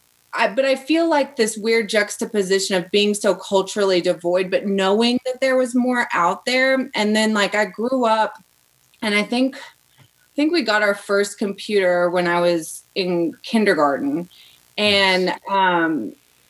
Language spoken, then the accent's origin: English; Arkansas, United States; moved away; I'm originally from Arkansas, and I grew up in a super small town, less than 3,000 people